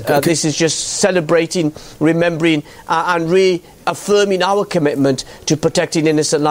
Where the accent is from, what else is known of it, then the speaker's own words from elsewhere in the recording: Aleppo, Aleppo Governorate, Syria; Excuse me, I am from Aleppo.